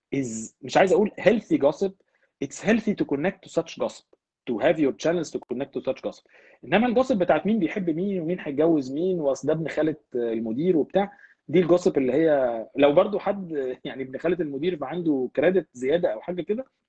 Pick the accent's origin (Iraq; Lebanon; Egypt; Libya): Egypt; moved away as an adult; also born or lived in England; now in Canada; احنا كمصريين